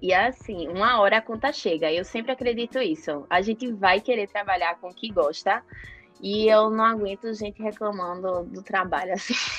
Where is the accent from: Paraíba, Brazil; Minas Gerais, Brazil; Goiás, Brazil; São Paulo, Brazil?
Paraíba, Brazil; João Pessoa; now in Recife, Brazil; eu sou de João Pessoa, e aí, no meu terceiro ano, minha família toda se mudou para Recife. Então, hoje, atualmente, eu moro em Recife